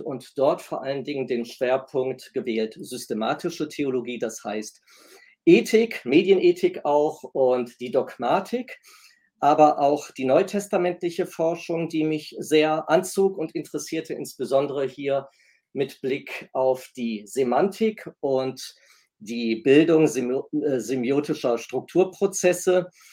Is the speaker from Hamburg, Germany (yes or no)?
no; Essen, North Rhine-Westphalia, Germany; moved away as an adult; also born or lived in Kiel; halb Italiener, gebürtig komme ich aus Nordrhein-Westfalen, sprich aus Essen